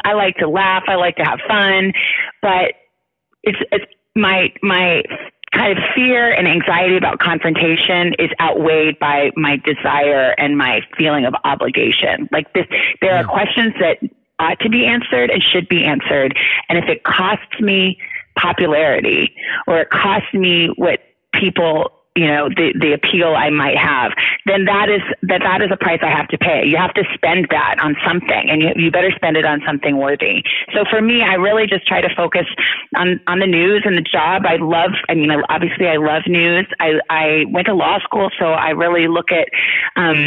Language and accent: English; Tucson, Arizona, United States; I grew up in Tucson, Arizona